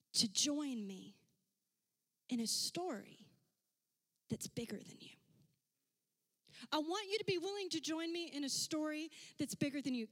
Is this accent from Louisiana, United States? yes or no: yes; Louisiana, United States; There were six of us growing up, and we lived in a house that did not have a lot of bathrooms because we're from Louisiana